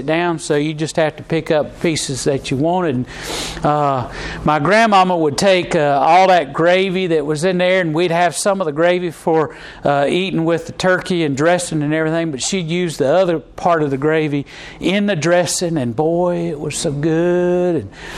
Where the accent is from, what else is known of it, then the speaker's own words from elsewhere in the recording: Charlotte, North Carolina, United States; every time that we came in from Charlotte up to Gastonia, we go into my grandmama's